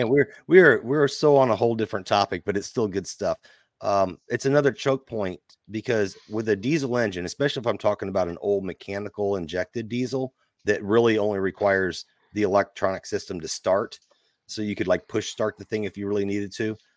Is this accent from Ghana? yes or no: no; Nashville, Illinois, United States; also born or lived in Mount Vernon, Illinois / Pinckneyville, Illinois; I was born there, but I grew up around Nashville